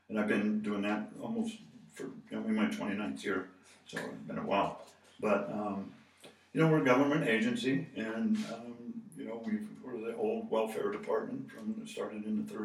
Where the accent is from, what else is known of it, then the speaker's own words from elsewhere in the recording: Boulder, Colorado, United States; moved away; I grew up in Boulder